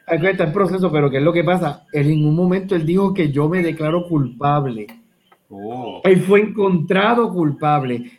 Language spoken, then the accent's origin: Spanish; Caguas, Puerto Rico; yo trabajo en Guayama, yo soy de Cagua